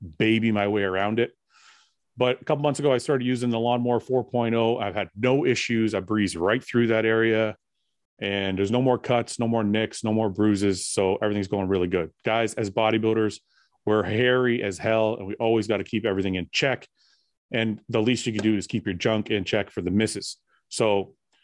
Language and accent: English; Canada; I was born in Canada, so my parents cut the Italian part off.